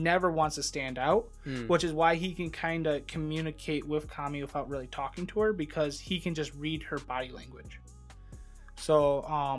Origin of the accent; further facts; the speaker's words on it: United States; I'm American.